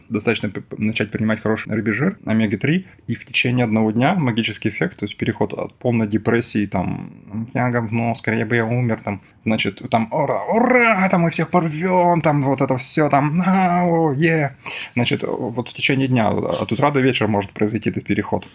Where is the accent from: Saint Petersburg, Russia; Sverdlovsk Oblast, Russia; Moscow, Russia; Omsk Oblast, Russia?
Sverdlovsk Oblast, Russia; Yekaterinburg; moved away; я из Екатеринбурга